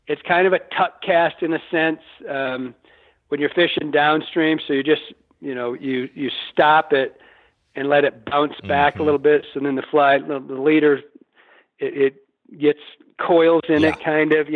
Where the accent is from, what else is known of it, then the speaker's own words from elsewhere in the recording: Michigan, United States; growing up in Michigan, you know, we don't have these giant rivers